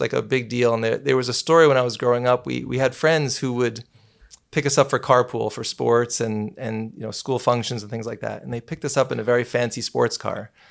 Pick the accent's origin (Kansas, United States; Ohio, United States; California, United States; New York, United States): New York, United States; New City; I was born and raised in New City, New York